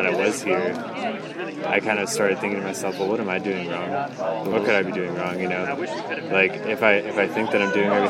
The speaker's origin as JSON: {"language": "English", "town": "Montville", "region": "Ohio", "country": "United States", "moved": "yes"}